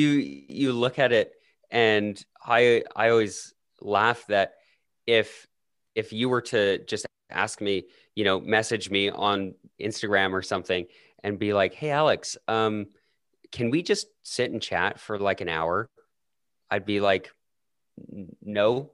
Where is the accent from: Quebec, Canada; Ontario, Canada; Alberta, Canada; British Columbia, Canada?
Alberta, Canada; accent: Canadian; my Canadian accent actually gets stronger when I'm in the United States